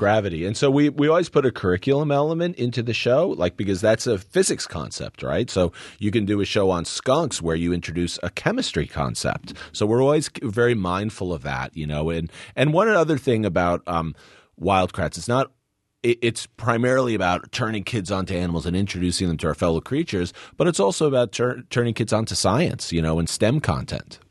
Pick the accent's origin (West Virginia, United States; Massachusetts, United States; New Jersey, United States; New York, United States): New Jersey, United States; also born or lived in Northeast Kingdom, Vermont; we grew up in New Jersey